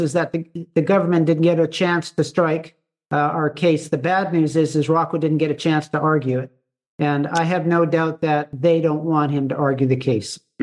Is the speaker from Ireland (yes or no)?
no; Canada; as a Canadian